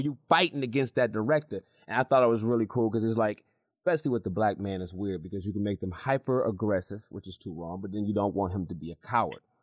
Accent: Michigan, United States; also born or lived in North Carolina; I'm from Michigan

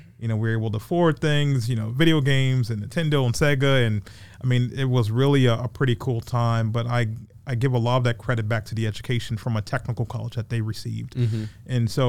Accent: Charleston, South Carolina, United States; also born or lived in Atlanta / Greenville; now in Augusta, United States; So my hometown is Charleston, South Carolina. I actually grew up on James Island, about 10 minutes from Folly Beach. I'm a beach kid.

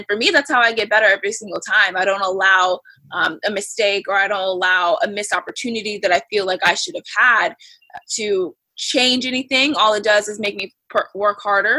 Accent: Florida, United States; I grew up in Florida

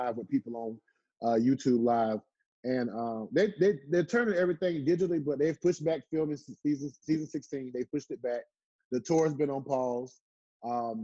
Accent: Southern Pines, North Carolina, United States; moved away as an adult; I grew up in Southern Pines. Country town, you know, tough growing up

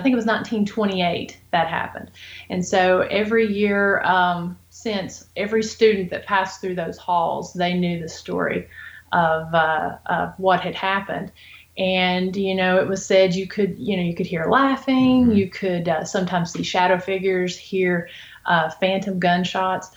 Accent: Appalachian Mountains, United States; now in Robbins, United States; I grew up in the Appalachian Mountains

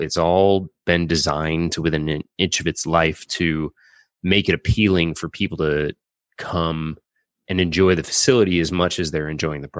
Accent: St. Louis, Missouri, United States; moved away; also born or lived in New York; Well, I'm from St. Louis, Missouri.

